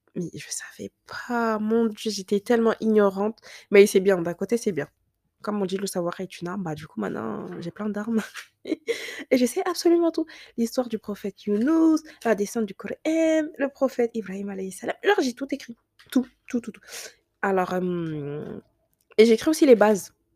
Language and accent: French; France; on a grandi en France